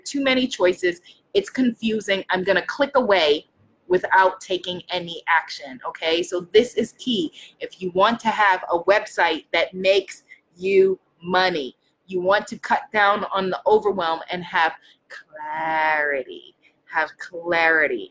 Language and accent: English; New York, United States; I'm from New York. I'm Caribbean. I'm African-American